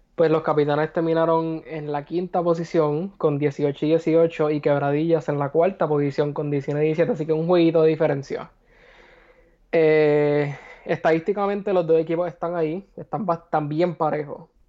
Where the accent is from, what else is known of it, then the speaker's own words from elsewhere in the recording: Puerto Rico; moved away; regresar a mi país